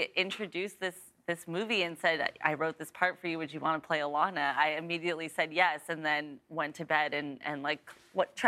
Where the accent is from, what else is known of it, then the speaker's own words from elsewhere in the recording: Los Angeles, California, United States; growing up in the Valley